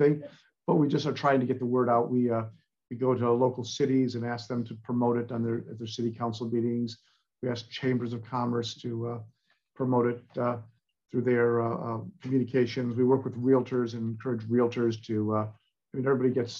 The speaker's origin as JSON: {"language": "English", "town": "Warren", "region": "Michigan", "country": "United States", "tie": "born or raised there", "moved": "as an adult", "lives_now": "California, United States", "said": "I'm originally from Michigan. I grew up in the Detroit area, a city of Warren, Michigan"}